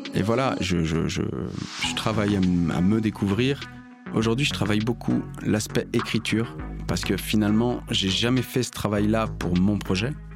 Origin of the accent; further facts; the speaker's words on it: Lyon, Auvergne-Rhône-Alpes, France; Je viens de Lyon